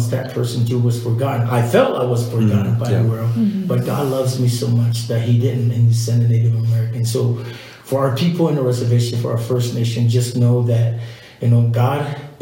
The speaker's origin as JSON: {"language": "English", "country": "Samoa", "moved": "yes", "said": "I'm from Samoa"}